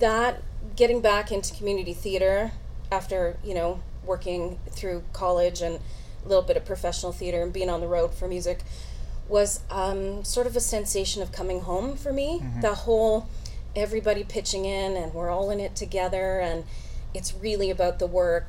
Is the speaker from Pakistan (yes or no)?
no; Canada; I'm a Canadian, grew up in Canada.